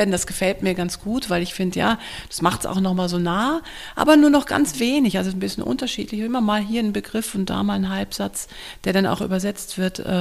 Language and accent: German; North Rhine-Westphalia, Germany; ich komme auch aus dem Ruhrgebiet